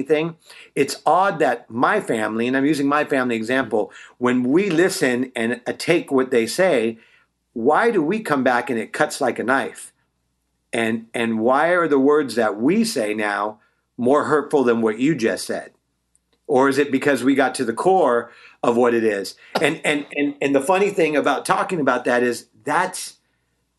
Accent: Bay Area, Northern California, United States; also born or lived in Walnut Creek / Concord; now in Los Angeles, United States; I'm originally from the Bay Area, NorCal

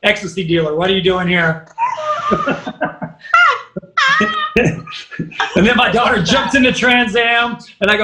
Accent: Kentucky, United States; I'm from Kentucky

